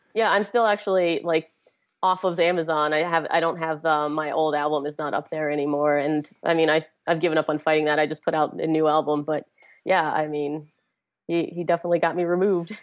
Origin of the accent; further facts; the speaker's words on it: Pittsburgh, Pennsylvania, United States; it's my hometown